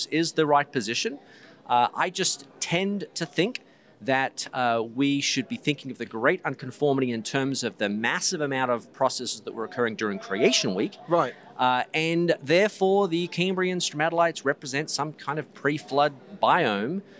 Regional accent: Australia; because I'm originally from Australia.

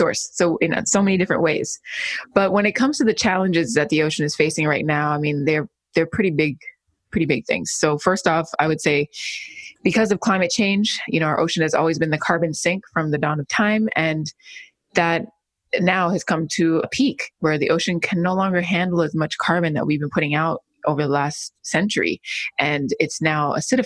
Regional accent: Miami, Florida, United States; also born or lived in Los Angeles; My mom is Jamaican and I was born and raised in Miami

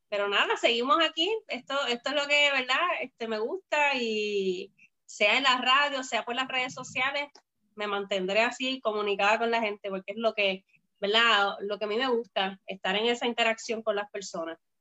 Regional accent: Bayamón, Puerto Rico; also born or lived in Florida; soy de Puerto Rico, de Bayamón

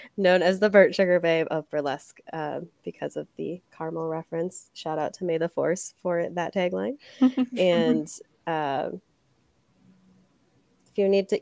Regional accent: Milwaukee, Wisconsin, United States; now in Des Moines, United States; my hometown, Milwaukee.

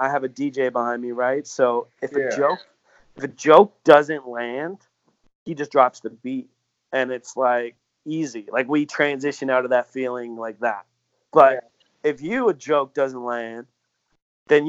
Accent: Canada; being Canadian

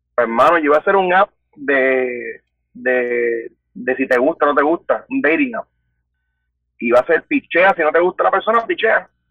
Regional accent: Guaynabo, Puerto Rico; Soy de Guaynao y tengo 27 años

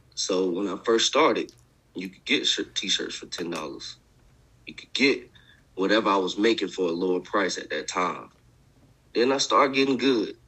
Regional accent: Augusta, Georgia, United States; moved away; I'm from I'm from Augusta, Georgia.

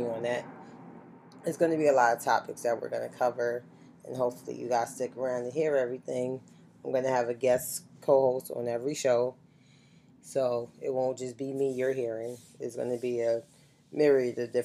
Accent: New York City, New York, United States; I'm from the Bronx

